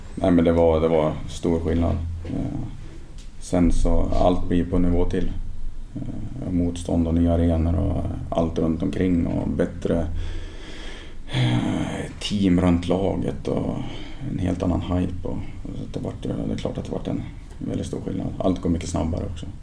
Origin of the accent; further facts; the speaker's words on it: Ljungaverk, Västernorrland County, Sweden; also born or lived in Sundsvall; jag kommer från en, en by väster om Sundsvall som heter Ljungaverk. Så jag växte upp i Ljunga IF